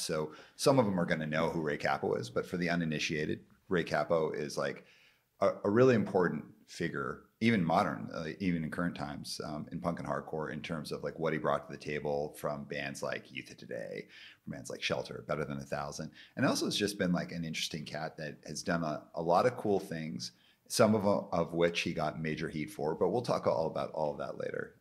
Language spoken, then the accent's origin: English; Calgary, Alberta, Canada; I grew up in Calgary, where it's like nobody's named …